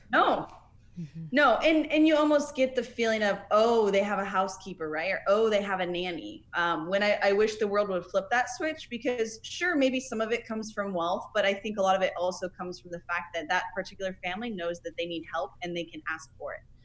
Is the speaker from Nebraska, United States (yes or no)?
yes; Nebraska, United States; now in Florida, United States; I'm originally from Nebraska